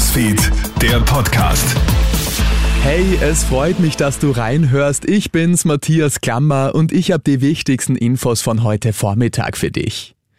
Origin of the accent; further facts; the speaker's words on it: Austria; bei uns in Österreich